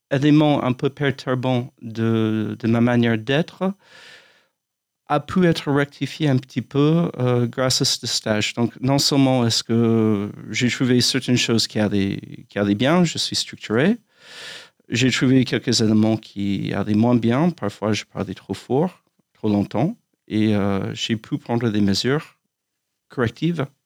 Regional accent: United States; French is a second language; moved away as an adult; now in France; Je suis américain.

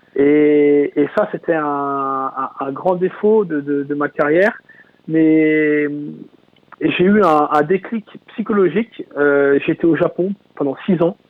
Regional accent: Mayenne, Pays de la Loire, France; chez moi en Mayenne

